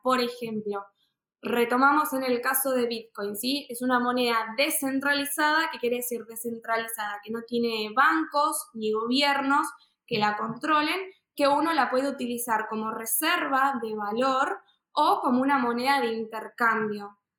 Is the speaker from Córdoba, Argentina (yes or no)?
no; Buenos Aires, Argentina; nací y vivo en Argentina, Buenos Aires.